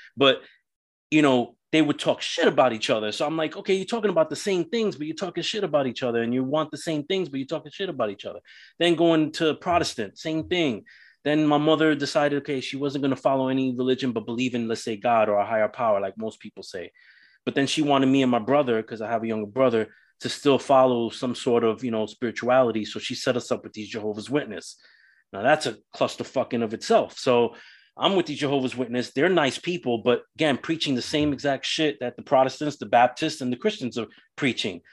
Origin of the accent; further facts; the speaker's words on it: New York City, New York, United States; So growing up in New York City, I grew up Roman Catholic